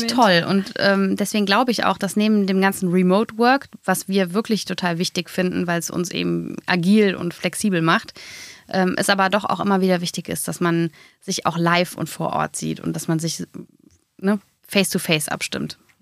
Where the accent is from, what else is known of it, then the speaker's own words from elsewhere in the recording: Hennef, North Rhine-Westphalia, Germany; Wir kommen beide aus Hennef